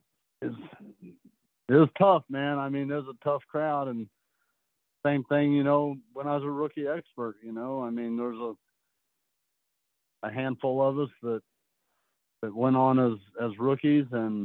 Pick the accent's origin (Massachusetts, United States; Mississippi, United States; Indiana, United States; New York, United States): Indiana, United States; Indianapolis; also born or lived in Clermont, Indiana; Yeah, I've always been in Indianapolis area native.